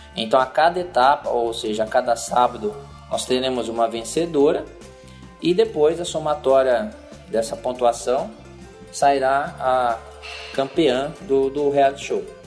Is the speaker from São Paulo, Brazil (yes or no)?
yes; interior of São Paulo, Brazil; Sou do interior de São Paulo